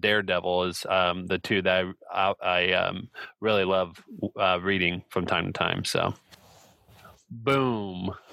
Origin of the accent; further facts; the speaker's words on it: Indianapolis, Indiana, United States; I am from Indianapolis, Indiana